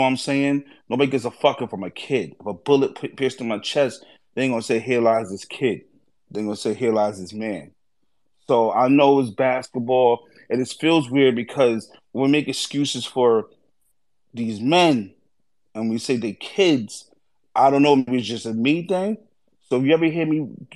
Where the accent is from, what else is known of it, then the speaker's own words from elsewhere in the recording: New York City, New York, United States; moved away; also born or lived in Dutchess County, New York; We moved up from the Bronx and moved up to Dutchess County, New York